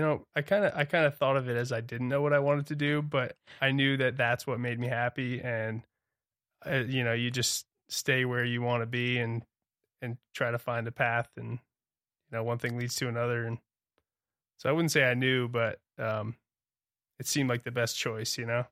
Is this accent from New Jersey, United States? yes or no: yes; Toms River, New Jersey, United States; moved away as an adult; also born or lived in Santa Barbara; now in Montana, United States; I was born and raised on the Tom's River in New Jersey